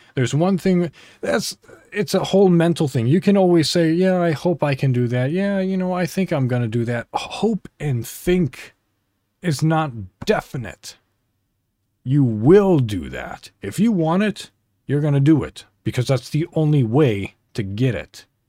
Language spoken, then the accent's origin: English; Illinois, United States; moved away as an adult; now in Indiana, United States; I'm an American. I live in Indiana. So, I celebrate Thanksgiving. So, I drove to my hometown in Illinois